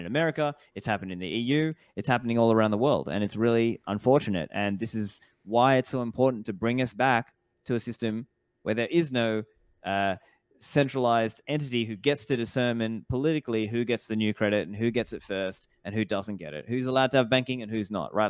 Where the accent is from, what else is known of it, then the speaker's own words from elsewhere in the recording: Australia; now in Dubai, United Arab Emirates; I grew up in Australia, I now live in Dubai